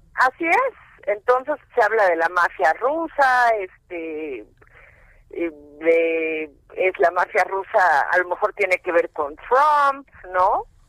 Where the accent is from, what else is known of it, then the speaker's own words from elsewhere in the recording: Mexico; mi abuelito era polaco, pero yo soy mexicana